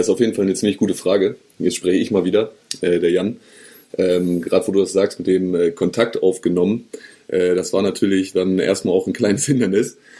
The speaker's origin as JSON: {"language": "German", "region": "Northern Germany", "country": "Germany", "said": "als Norddeutscher"}